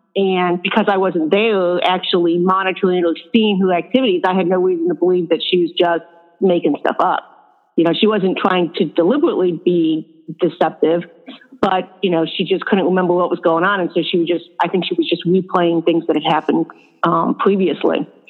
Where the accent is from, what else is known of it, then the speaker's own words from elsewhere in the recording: upstate New York, United States; now in Florida, United States; I was born and raised in a town up in upstate New York